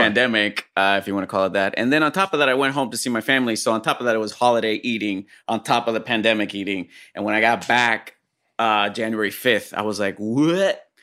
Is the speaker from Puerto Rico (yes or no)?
yes; Puerto Rico; moved away as an adult; also born or lived in Fresno, California; I grew up in Puerto Rico